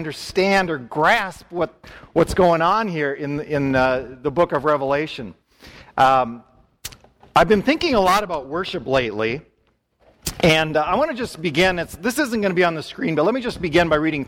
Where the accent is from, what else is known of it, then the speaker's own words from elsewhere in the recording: Wisconsin, United States; I grew up in church in Wisconsin